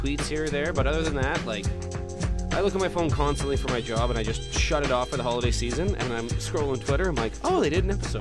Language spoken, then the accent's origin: English; Saskatchewan, Canada; I'm from Saskatchewan